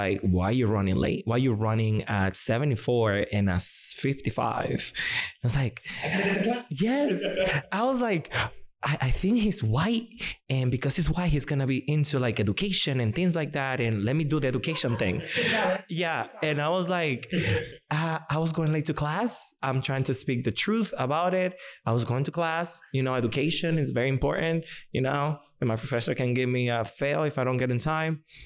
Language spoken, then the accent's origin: English; Boston, Massachusetts, United States; English is a second language; moved away as an adult; also born or lived in Santo Domingo, Dominican Republic; now in Indianapolis, United States; when I grew up in Boston, I went to high school and all